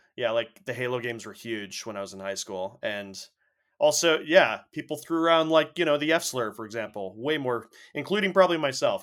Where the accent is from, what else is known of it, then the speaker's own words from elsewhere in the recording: Canada; we're Canadian